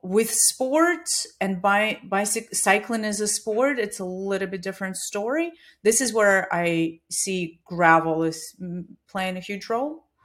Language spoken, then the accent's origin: English; Siberia, Russia; moved away as an adult; also born or lived in Australia / Dubai / New Zealand / China; now in Katy, United States; I was born in Siberia